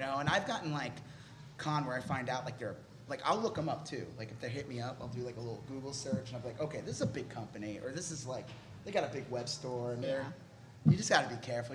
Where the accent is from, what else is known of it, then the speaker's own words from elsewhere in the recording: Long Island, New York, United States; moved away as an adult; also born or lived in California; now in Texas, United States; I'm from Long Island, New York, and then I moved to California for a job, and then I moved to Texas for a job